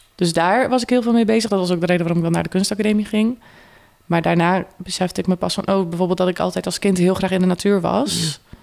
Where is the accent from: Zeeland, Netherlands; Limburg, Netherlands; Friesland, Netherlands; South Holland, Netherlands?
Zeeland, Netherlands; Kruiningen; moved away as an adult; now in Tilburg, Netherlands; Uit Zeeland, uit een klein dorp, Kruiningen. Dus ik ben best wel in een, uh, ja, echt een dorps omgeving opgegroeid.